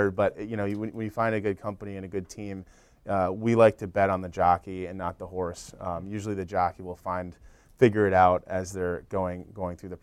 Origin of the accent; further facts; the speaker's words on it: Northeast, United States; We're sort of from the Northeast. We have a network there, friends and family